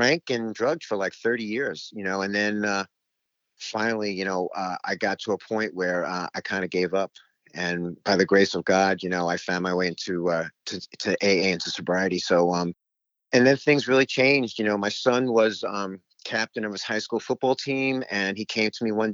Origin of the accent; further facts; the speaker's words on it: New York City, New York, United States; moved away as an adult; also born or lived in Houston, Texas; I grew up in Jamaica, Queens, here in New York City